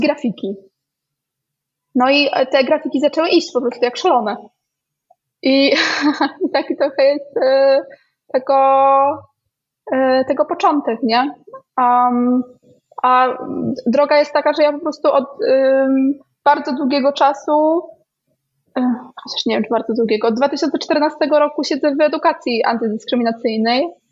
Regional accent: Białystok, Podlaskie Voivodeship, Poland; moved away; ja pochodzę z Białego Stoku

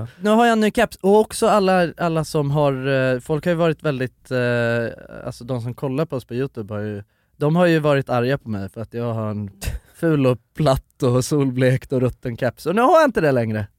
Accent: Sweden; så att det inte hörs att jag är svensk

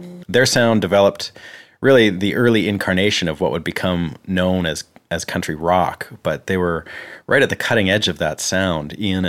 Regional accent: Canada; moved away as an adult; now in Nashville, United States; I'm a Canadian guitarist, songwriter, producer, and engineer, and I've been living and working here in Nashville for the last 4 years.

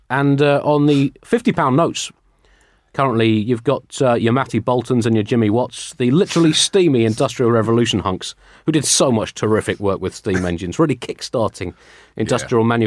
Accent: Newfoundland and Labrador, Canada; born there; uh, I was born in Newfoundland, a very funny place you must visit.

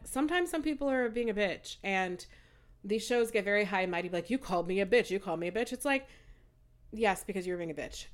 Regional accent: United States; also born or lived in Nigeria; I'm American and Nigerian.

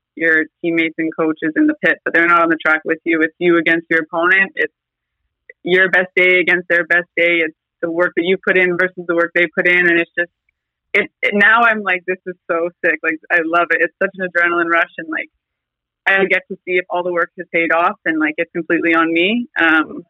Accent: Fort McMurray, Alberta, Canada; moved away; I grew up actually in Fort McMurray, Alberta. I lived there for 10 years

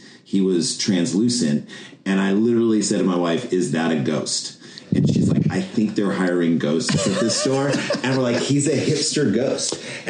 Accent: St. Louis, Missouri, United States; now in New York, United States; So what happened to us is we came to New York in 1994. So we grew up in St. Louis, Missouri, which is like Midwest.

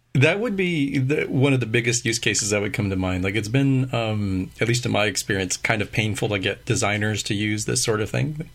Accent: United States; accent: American English; first language English; my native language is American English

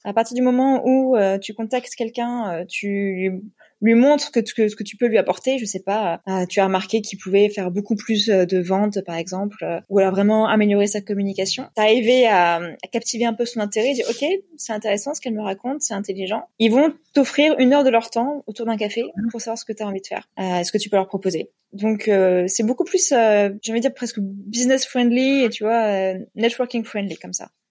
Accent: Metz, Grand Est, France; moved away as an adult; also born or lived in Paris / Singapore; now in Hong Kong; Je suis originaire de Lorraine. Je suis née à Metz. Donc, j'ai grandi près de la frontière allemande et luxembourgeoise.

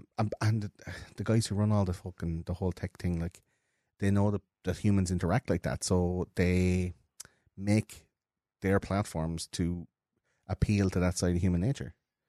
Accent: Leinster, Ireland; growing up in Offaly for you and in Wexford for me, like, that's a fucking...

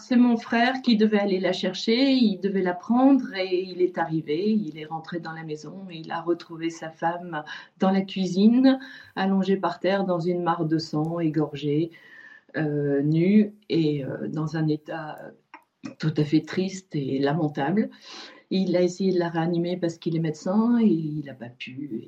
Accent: France; Nous sommes français

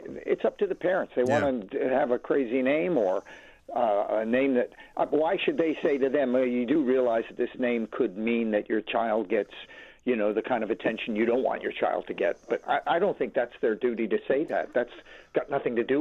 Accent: Los Angeles, California, United States; moved away; I was born in Hollywood

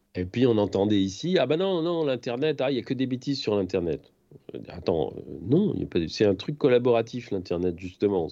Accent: France; moved away as an adult; je suis parti de France

